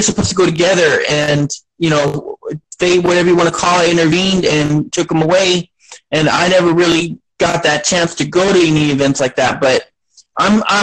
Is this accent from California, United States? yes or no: no; Beeville, Texas, United States; I was born here. I was born here in South Texas and in Beeville, Texas. And it's my home little, you know, my home little town